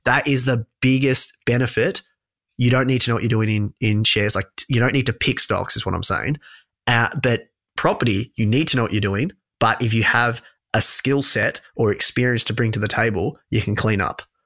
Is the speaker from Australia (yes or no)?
yes; Australia; also born or lived in London; my hometown